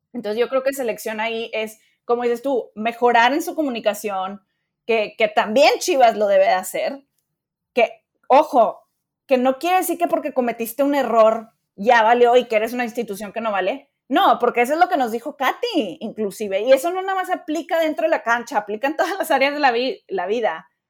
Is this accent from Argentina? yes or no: no; Mexico; somos mexicanos